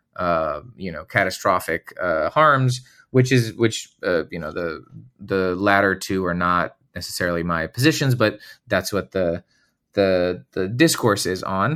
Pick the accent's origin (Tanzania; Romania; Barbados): Romania; moved away as an adult; now in United States; I'm originally from Romania, and I wanted to come to the U S and, uh, study